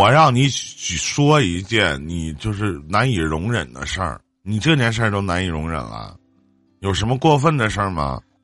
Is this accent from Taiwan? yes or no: no; Northeast China, China; 我们东北这边